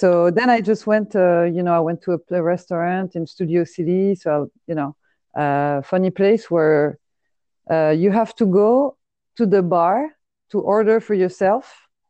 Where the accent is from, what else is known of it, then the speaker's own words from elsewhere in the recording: Paris, Île-de-France, France; moved away as an adult; now in Los Angeles, United States; I grew up and uh, was raised in Paris